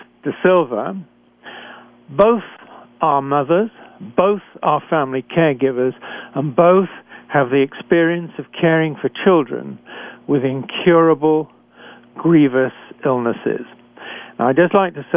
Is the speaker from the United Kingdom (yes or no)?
yes; United Kingdom; accent: British; moved away as an adult; also born or lived in Canada